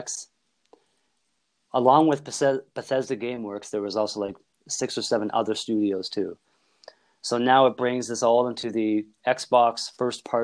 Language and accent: English; Canada